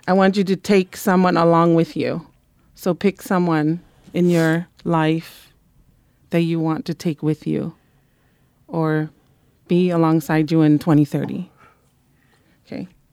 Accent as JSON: {"language": "English", "town": "Monterey", "region": "California", "country": "United States", "tie": "born or raised there", "moved": "yes", "said": "I was raised in Monterey"}